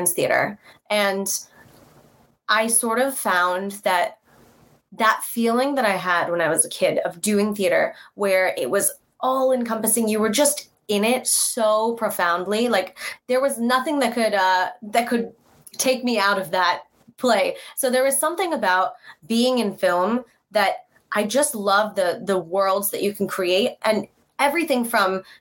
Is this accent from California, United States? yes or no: yes; California, United States; I'm from California, born and raised.